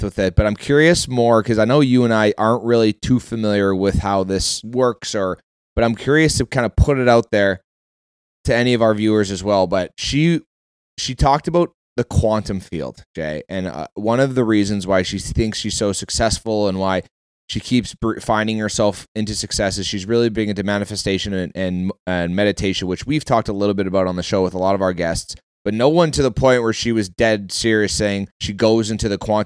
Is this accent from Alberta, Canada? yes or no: yes; Calgary, Alberta, Canada; moved away; I was born in Calgary.